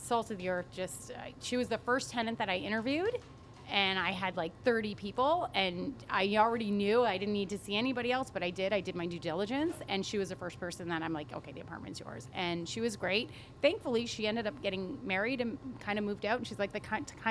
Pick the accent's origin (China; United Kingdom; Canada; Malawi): Canada; also born or lived in Colorado; I'm from here